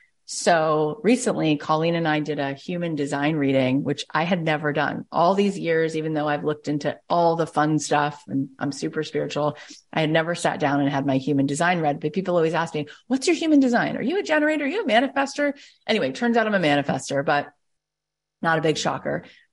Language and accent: English; Arlington, Texas, United States; And for some people growing up in Arlington, Texas, they don't like the things that are different about me.